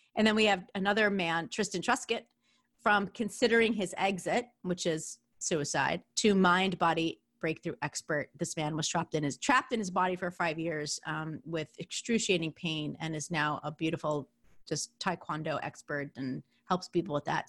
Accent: New York, United States; accent: New York; my New York accent

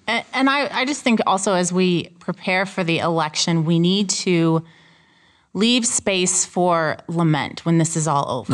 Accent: Urbana, Illinois, United States; moved away as an adult; also born or lived in South Suburbs of Chicago; now in Chicago, United States; I was born and raised in Urbana and, like, fourth generation to go to Urbana High School

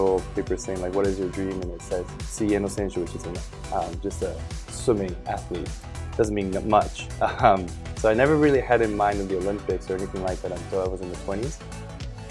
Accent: Tokyo, Japan; born or raised there; English is a second language; moved away as an adult; also born or lived in Michigan, United States

